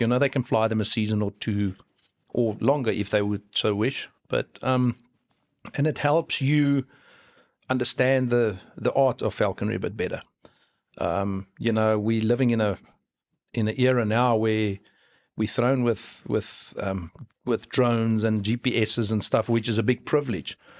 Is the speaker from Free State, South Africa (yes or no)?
yes; Free State, South Africa; moved away as an adult; now in Cape Town, South Africa; I was born and bred in the Free State.